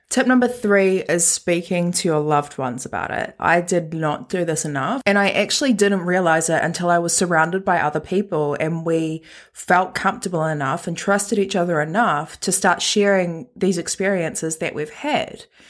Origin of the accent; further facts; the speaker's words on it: Christchurch, Canterbury, New Zealand; I was born and raised in Christchurch